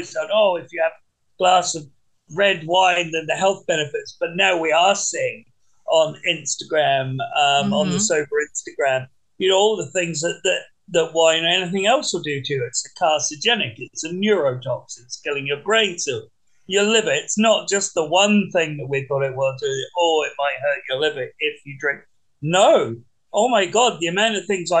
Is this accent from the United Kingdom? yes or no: yes; England, United Kingdom; when I grew up in England